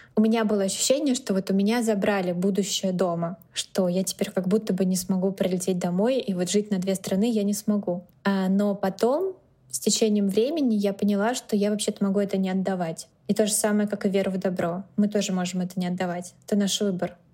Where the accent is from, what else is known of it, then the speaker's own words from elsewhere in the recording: Moscow, Russia; moved away as an adult; also born or lived in San Francisco, United States; now in New York, United States; Москву я люблю бесконечно, это мой родной город и самый любимый город на всей земле